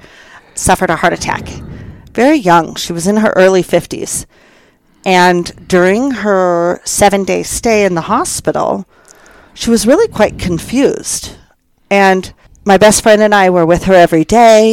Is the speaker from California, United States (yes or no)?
yes; California, United States; moved away as an adult; also born or lived in southern Utah; now in Castle Rock, United States; I was born and raised in California